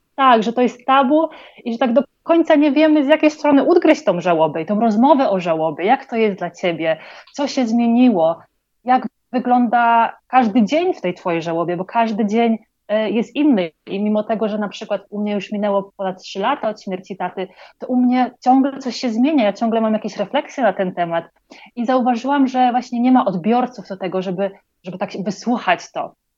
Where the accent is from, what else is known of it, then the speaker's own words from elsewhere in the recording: Poland; moved away as an adult; also born or lived in London; now in Colombia; pochodzę z Polski, ale ostatnie 8 lat mieszkałam e, w Londynie